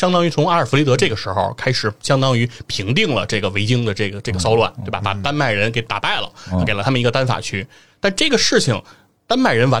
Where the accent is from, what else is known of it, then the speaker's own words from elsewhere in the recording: China; 对这件事情，就是我们中国人是无法理解的，